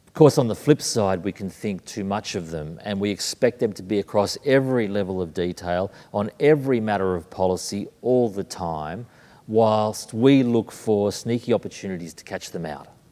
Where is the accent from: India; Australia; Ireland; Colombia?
Australia; Sydney, New South Wales; moved away as an adult; also born or lived in Brisbane, Australia / London, United Kingdom; Born in Brisbane, raised in Sydney, living in London